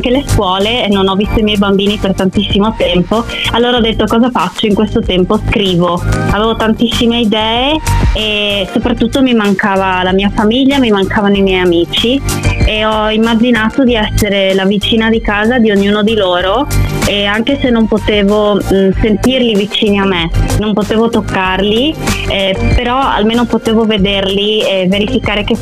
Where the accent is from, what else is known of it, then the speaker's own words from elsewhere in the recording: Friuli-Venezia Giulia, Italy; io sono una musicista, vengo dal Friuli Venezia Giulia e ho iniziato a, ad avvicinarmi alla musica molto piccola